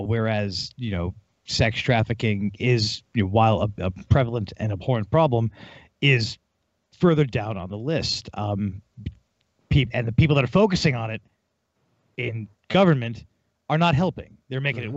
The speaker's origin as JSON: {"language": "English", "country": "United States"}